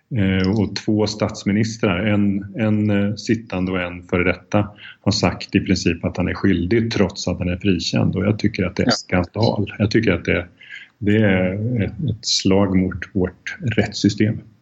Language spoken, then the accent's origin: Swedish; Sweden; moved away as an adult; also born or lived in Czech Republic; jag är svensk